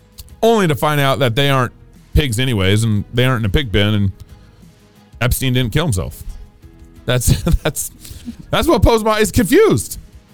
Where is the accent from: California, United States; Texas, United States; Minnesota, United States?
Texas, United States; accent: Texas; that's my Texas accent coming out, you know, like, iron.